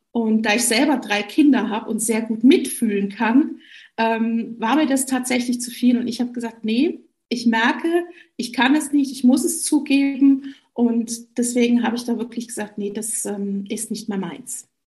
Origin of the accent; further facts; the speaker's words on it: Rhineland, Germany; komme aus der Nähe Augsburgs, bin eigentlich Rheinländerin, aus tiefstem Herzen heraus